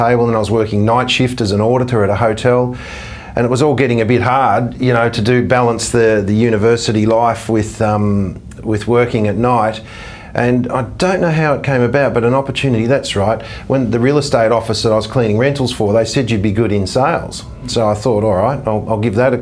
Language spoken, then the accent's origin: English; rural Victoria, Australia; now in Western Australia, Australia; middle child from rural and country Victoria.